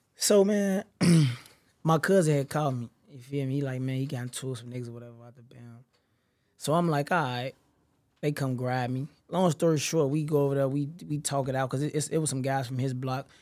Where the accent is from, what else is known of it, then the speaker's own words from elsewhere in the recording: Chicago, Illinois, United States; I'm really the, from the low end, you know what I'm saying? I've been there since I was a shorty